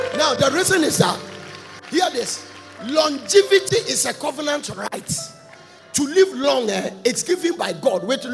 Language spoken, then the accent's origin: English; Ghana; moved away; I'm from Ghana.